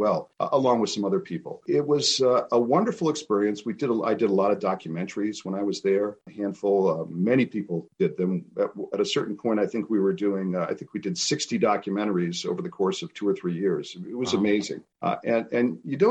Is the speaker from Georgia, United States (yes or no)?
no; New Hampshire, United States; moved away as an adult; also born or lived in Massachusetts / California / San Francisco Bay Area / Western Colorado; my background is that I grew up in New Hampshire, and I live in New Hampshire now